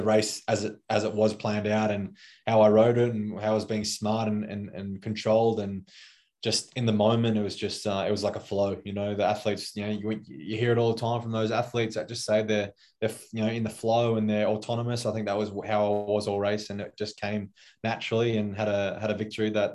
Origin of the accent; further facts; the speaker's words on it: Australia; as an Aussie sprinter